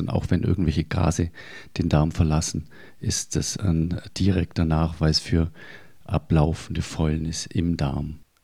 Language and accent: German; Germany; bei uns in Deutschland